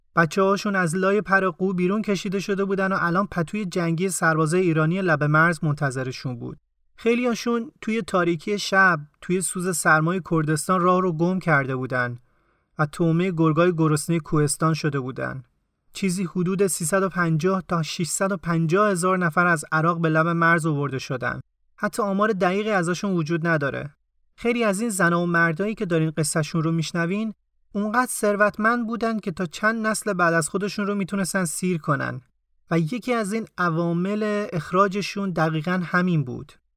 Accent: Tehran, Tehran Province, Iran; من توی اون خونه به دنیا اومدم و پا گرفتم

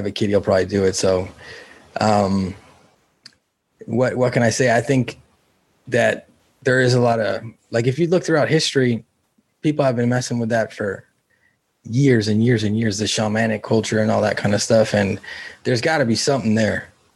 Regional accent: California, United States; I grew up in California

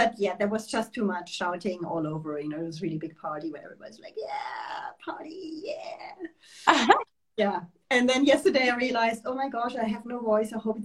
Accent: Germany; moved away as an adult; also born or lived in Switzerland; now in France; I'm German. And I grew up in Germany, did my studies for the main part in Germany

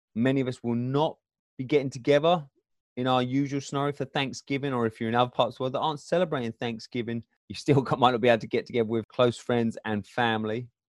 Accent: England, United Kingdom; moved away as an adult; now in Michigan, United States; I'm from England originally

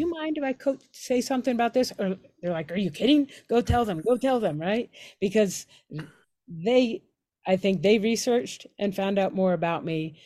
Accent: Pittsburgh, Pennsylvania, United States; moved away as an adult; I'm from Pittsburgh

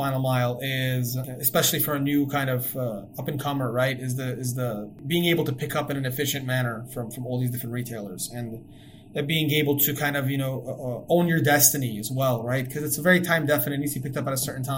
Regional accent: New York City, New York, United States; I grew up in Queens, New York

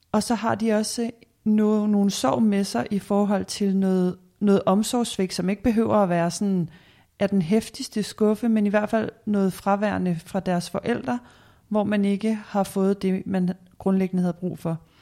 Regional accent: Denmark; som danskere

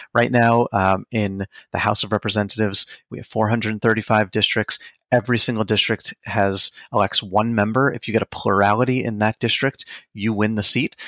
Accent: Long Island, New York, United States; born or raised there; also born or lived in Queens, New York

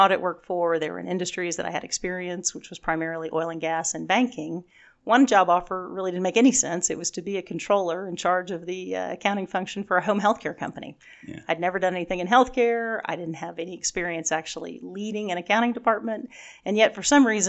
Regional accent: Houston, Texas, United States; also born or lived in Dallas, Texas; I grew up in Houston and then have been in Dallas now for 28 years.

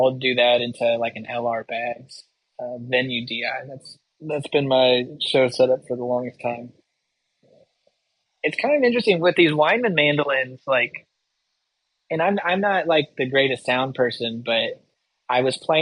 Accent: Yakima Valley, Washington, United States; moved away as an adult; also born or lived in Asheville; I grew up in the Yakima Valley in Washington

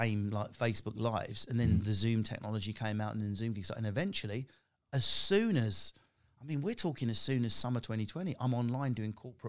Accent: East of England, United Kingdom; I come from Essex. I'm working class council estate.

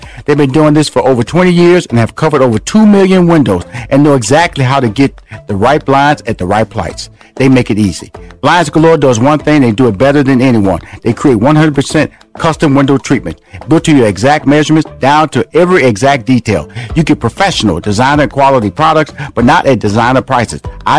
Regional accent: Houston, Texas, United States; That's my hometown. I have a home in Atlanta. I have a home in Houston. I'm born and raised in Houston.

